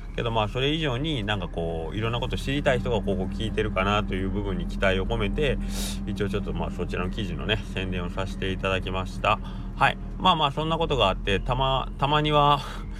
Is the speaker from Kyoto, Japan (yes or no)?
no; Kagawa, Japan; accent: Kagawa dialect; こっち香川県は香川弁の喋ってる人が多い